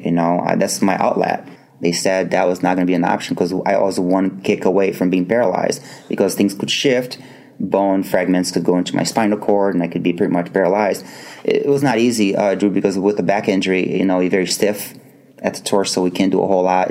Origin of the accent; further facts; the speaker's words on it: Brazil; moved away as an adult; almost 18 years of my life uh, growing up in Brazil